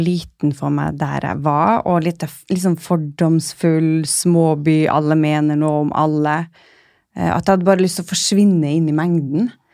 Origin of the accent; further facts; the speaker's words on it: Kirkenes, Finnmark, Norway; moved away as an adult; also born or lived in Oslo; now in Svalbard, Norway; den lå i Kirkenes, så jeg kunne bli værende der jeg kommer fra